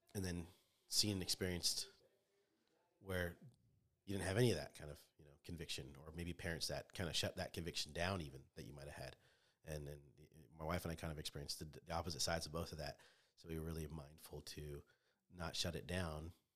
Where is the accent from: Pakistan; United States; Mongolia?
United States; Orange, California; moved away as an adult; now in Indiana, United States; born and raised in Orange of Orange County, which is Southern California